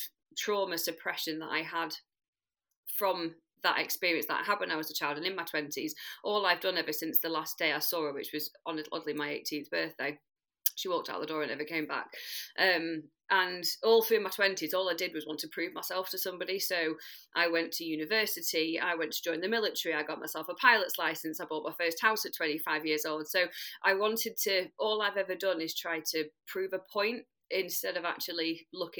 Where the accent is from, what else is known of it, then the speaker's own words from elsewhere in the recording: Manchester, North West England, United Kingdom; I'm from South Manchester in the UK